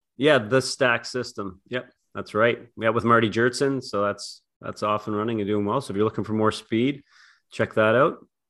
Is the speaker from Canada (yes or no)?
yes; Canada; I'm from Canada